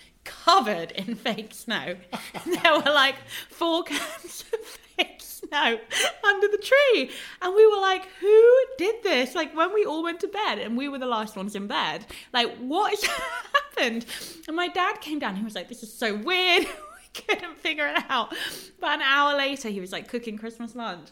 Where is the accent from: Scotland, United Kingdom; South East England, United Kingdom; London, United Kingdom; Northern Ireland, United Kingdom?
London, United Kingdom; I'm a Londoner